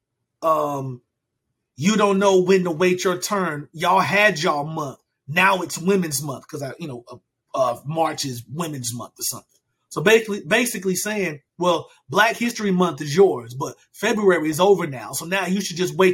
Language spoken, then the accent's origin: English; United States; I am American, born and raised in America